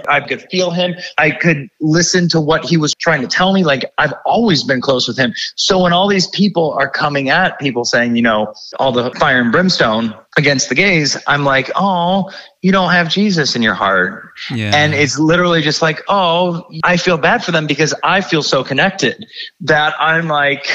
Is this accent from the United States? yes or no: yes; Ohio, United States; I grew up in Ohio, small town, grew up total like theater nerd in the community.